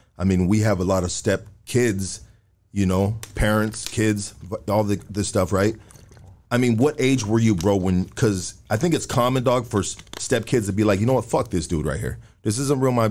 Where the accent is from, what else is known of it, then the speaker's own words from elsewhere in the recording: Los Angeles, California, United States; I'm from Highland Park